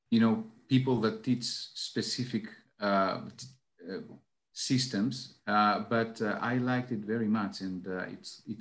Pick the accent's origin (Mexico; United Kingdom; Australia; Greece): Greece; Athens, Attica; English is a second language; now in Karditsa, Greece; Well, right now I'm in in Karditsa. It's a small uh, town in in Greece. I'm originally from Athens, so I spend half my time in Athens, half my time in uh, Karditsa practically.